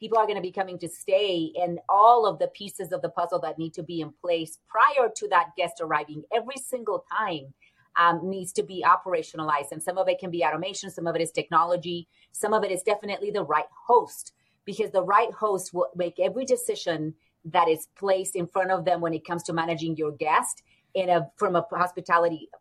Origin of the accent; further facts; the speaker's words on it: Puerto Rico; moved away; I come from Cuban family. My father was an engineer at a 5-star hotel when we first moved to the island of Puerto Rico. And that's where I was raised